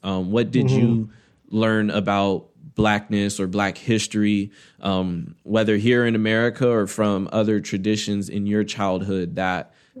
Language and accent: English; Inland Empire, Southern California, United States; I grew up in Southern California within the Inland Empire. So throughout elementary school, you know, it wasn't a ton of Black kids